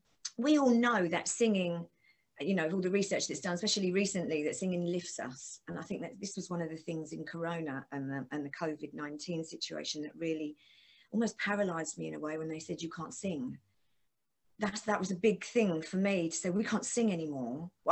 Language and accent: English; London, United Kingdom; And that's going to be lovely doing it in my place, in my hometown with an orchestra.